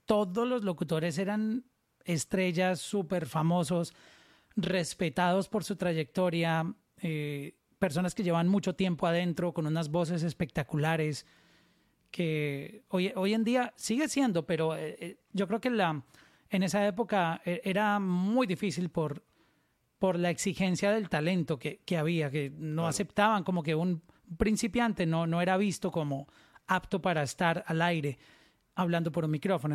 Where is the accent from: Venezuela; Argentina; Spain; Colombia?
Colombia; Pácora, Caldas; moved away; also born or lived in Medellín; soy de un pueblito que se llama Pacora Caldas, pero mm, me trasladé luego a Medellín